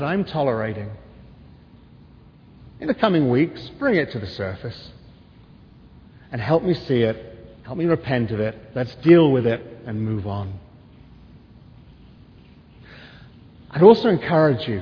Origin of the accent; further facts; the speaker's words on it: England, United Kingdom; now in United States; I'm English